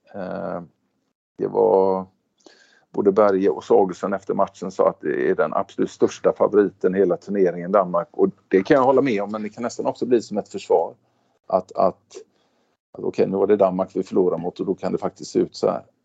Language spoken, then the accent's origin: Swedish; Sweden; now in Stavanger, Norway; vi är svenskar